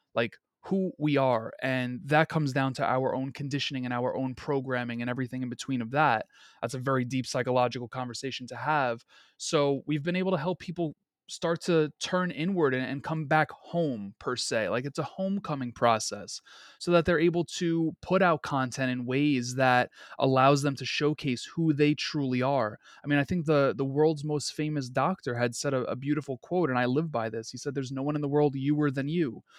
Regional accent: New York City, New York, United States; I'm born and raised in Queens, New York

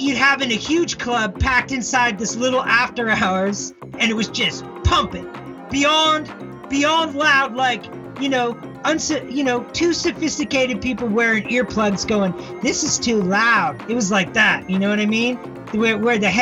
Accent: Victoria, British Columbia, Canada; also born or lived in Japan / Tokyo; now in Toronto, Canada; I grew up in Victoria, which is a small town in BC

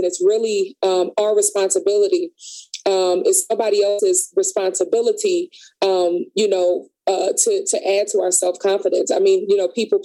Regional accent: Philadelphia, Pennsylvania, United States; I grew up in North Philly

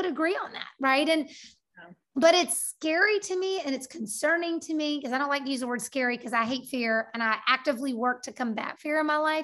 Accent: United States; having lived 47 years as an American citizen on this earth

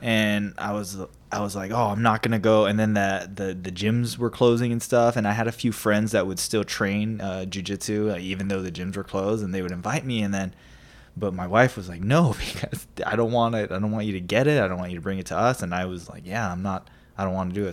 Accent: Hawaii, United States; now in Idaho, United States; growing up in Hawaii

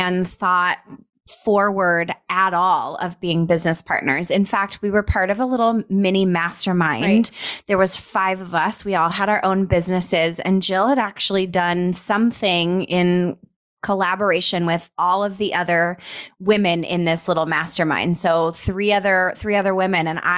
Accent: Colorado, United States; now in Scottsdale, United States; we're both from Colorado. We grew up probably 45 minutes away from one another

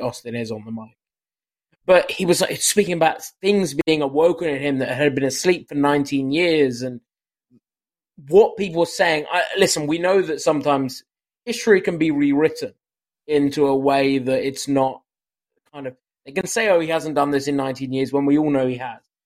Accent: United Kingdom; as a Brit

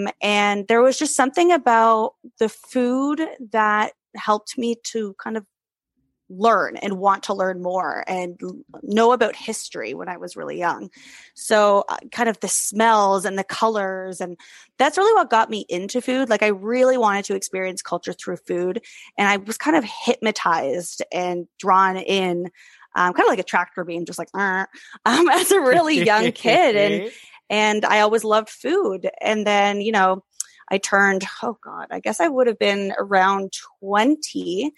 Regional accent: Germany; I grew up in Europe, spent a lot of time as a kid in Europe. So my kind of food landscape was very vast and very close by. I grew up in Germany.

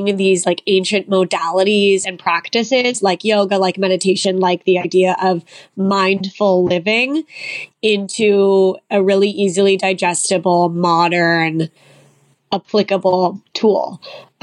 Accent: Long Beach, California, United States; I grew up in Long Beach, California. So I'm kind of an LA Orange County girl.

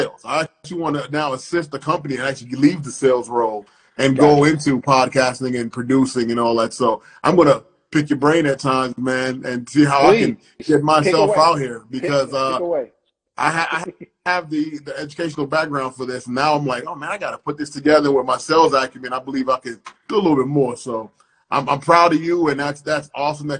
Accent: New York City, New York, United States; I was raised in Brooklyn

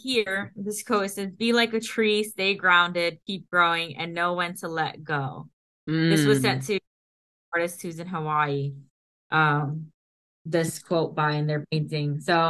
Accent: India; first language Hindi; English is a second language; I have the accent because, you know, I'm from India and Hindi is my native tongue.

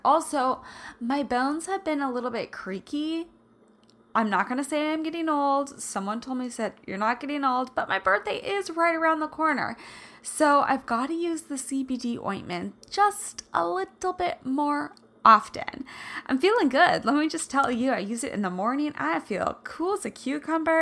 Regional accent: Midwest, United States; moved away; I grew up in the Midwest

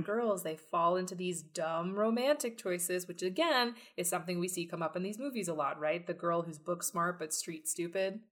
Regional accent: Texas, United States; I'm a Texan

